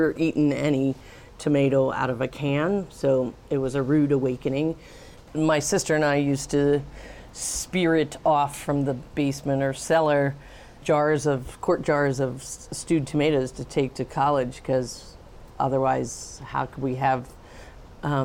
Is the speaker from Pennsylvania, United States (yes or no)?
yes; Pennsylvania, United States; now in Tucson, United States; I grew up in Pennsylvania